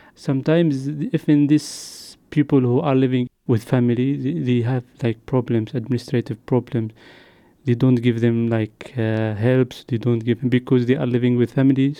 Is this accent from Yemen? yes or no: yes; Yemen; moved away as an adult; also born or lived in Jordan; now in Luxembourg; I come from Yemen because there is war in Yemen